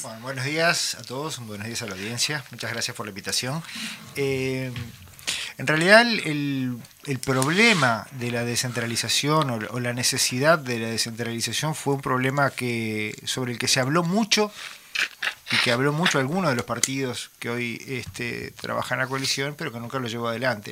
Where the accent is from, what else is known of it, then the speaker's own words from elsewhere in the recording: Montevideo, Uruguay; yo nací en Montevideo, me crié en Montevideo